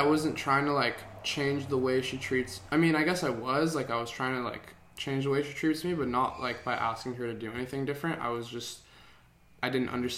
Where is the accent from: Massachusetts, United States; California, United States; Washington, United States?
California, United States; Santa Monica; I was born in Santa Monica